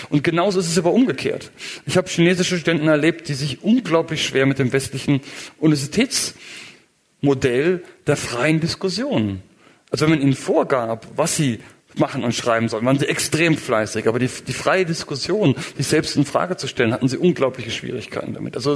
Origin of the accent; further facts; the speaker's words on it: Germany; also ich bin Deutscher bekanntermaßen, also in Deutschland war es ein großes Ding.